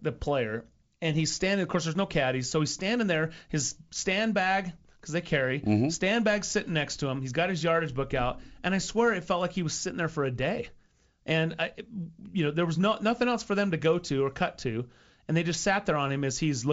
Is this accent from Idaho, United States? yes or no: yes; Idaho, United States; I'm from Idaho